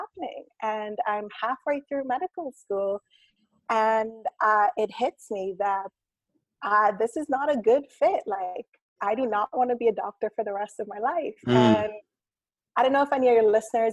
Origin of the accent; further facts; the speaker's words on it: Cayman Islands; also born or lived in Canada / Ireland; my family moved to the Cayman Islands. And that's where I kind of grew up. It's where I consider home.